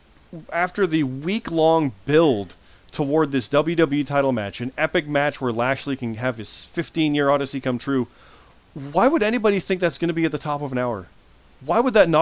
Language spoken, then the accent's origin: English; Canada; I'm Canadian